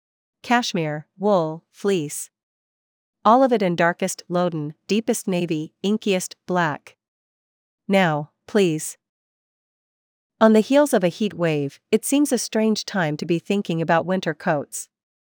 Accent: British Columbia, Canada; Growing up in the Kootenays, winter was something to be endured.

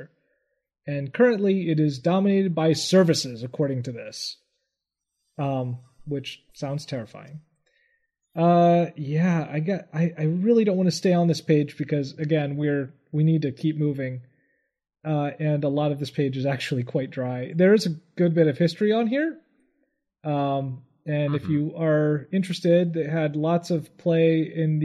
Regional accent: United States; I'm American

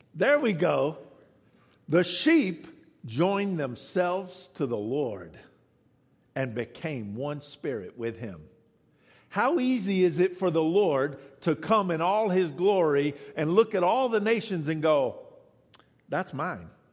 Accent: the South, United States; I'm from the South

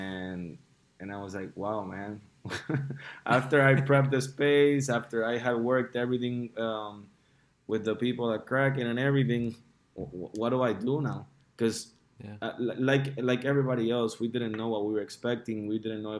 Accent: Puerto Rico; moved away as an adult; also born or lived in Miami; although I was born and raised here in Puerto Rico, I left when I was 19 to go to college, and I lived for almost 9 years in Miami

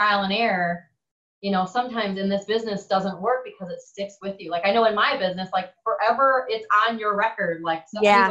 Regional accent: Wisconsin, United States; moved away as an adult; now in Florida, United States; I'm from Wisconsin

